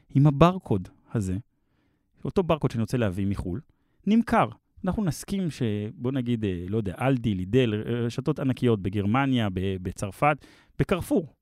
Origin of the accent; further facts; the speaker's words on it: Israel; also born or lived in Palo Alto, United States / Mevaseret Zion / Herzliya; now in Tel Aviv, Israel; גדלתי במבשרת, אז ביתר והפועל כן. וכדורסל, ובאמת במהלך החיים ההורים שלי התגרשו, אז בעצם עברתי להרצליה, ואז גדלתי חצי מהחיים בהרצליה